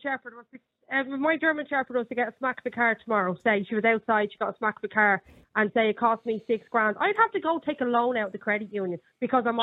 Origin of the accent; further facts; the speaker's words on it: Ireland; I'm Irish.